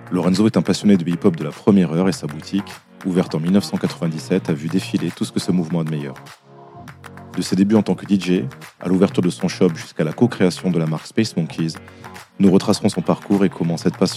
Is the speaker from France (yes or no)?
yes; Dijon, Bourgogne-Franche-Comté, France; moved away as an adult; J'ai grandi à Dijon. Ouais. J'ai grandi à Dijon. Jusqu'en 95.